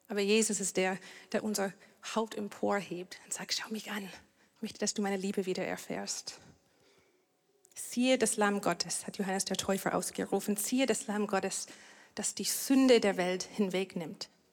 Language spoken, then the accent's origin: German; Canada; German is a second language; now in Germany; Ich komme aus Kanada